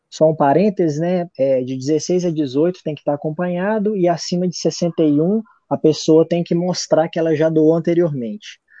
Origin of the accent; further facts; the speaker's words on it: Belo Horizonte, Minas Gerais, Brazil; born there; cidade de Belo Horizonte, Minas Gerais, que é onde eu nasci